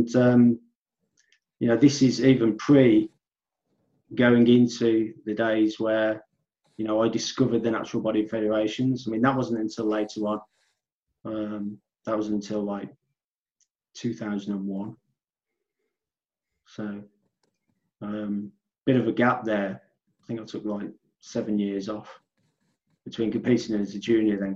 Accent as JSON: {"language": "English", "region": "Midlands", "country": "United Kingdom", "said": "I'm a natural bodybuilder from the UK, from the Midlands, you can probably tell from my accent"}